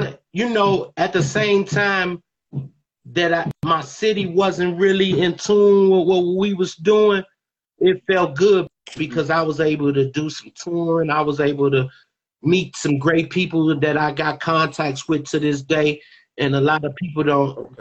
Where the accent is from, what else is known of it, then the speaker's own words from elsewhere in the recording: Chicago, Illinois, United States; moved away as an adult; also born or lived in Atlanta; I grew up on Airbrook amongst all the gangsters that you could think about.